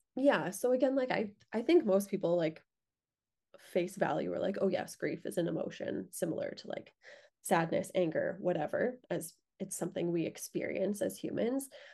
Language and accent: English; Lethbridge, Alberta, Canada; moved away as an adult; I grew up in Lethbridge